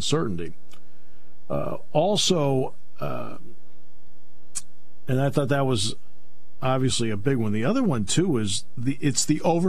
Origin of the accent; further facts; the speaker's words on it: Enfield, Connecticut, United States; I grew up in Enfield